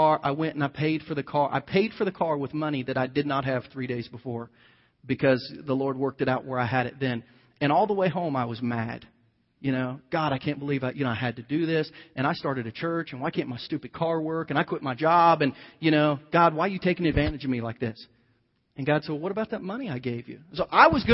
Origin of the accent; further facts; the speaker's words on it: United States; as an American like you